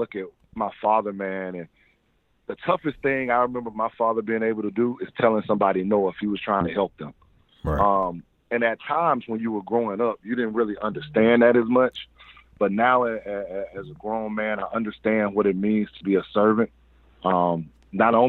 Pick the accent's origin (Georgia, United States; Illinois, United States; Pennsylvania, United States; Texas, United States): Georgia, United States; Atlanta; I'm born and raised Southwest Atlanta, Ben Hill to be exact